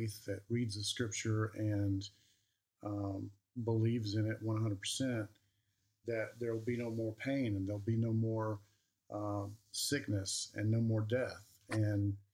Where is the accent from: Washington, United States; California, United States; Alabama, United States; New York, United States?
Alabama, United States; moved away; I'm from Alabama, and when we go back and see my cousins and family, and my little ones are playing with their little ones, I just know growing up there